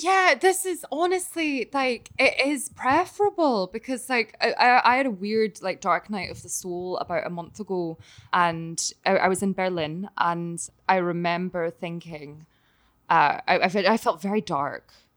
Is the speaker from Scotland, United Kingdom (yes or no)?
yes; Glasgow, Scotland, United Kingdom; moved away; also born or lived in Connecticut / New York; still in, in Glasgow and my hometown